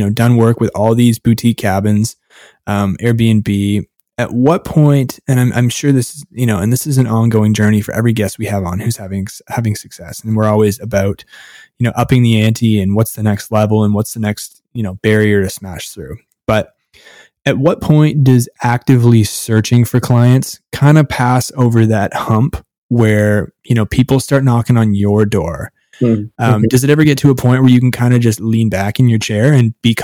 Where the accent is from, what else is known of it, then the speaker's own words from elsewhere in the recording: Canada; being Canadian